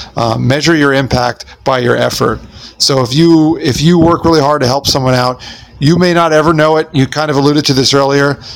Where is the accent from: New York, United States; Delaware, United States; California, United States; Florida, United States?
New York, United States; Smithtown; I was born in St. John's Hospital in Smithtown, New York